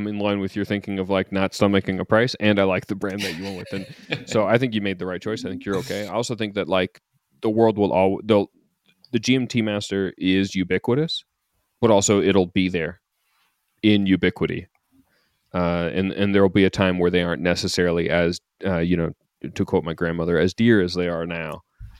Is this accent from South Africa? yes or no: no; Canada; I'm saying this as a Canadian who's never been to Montreal for the race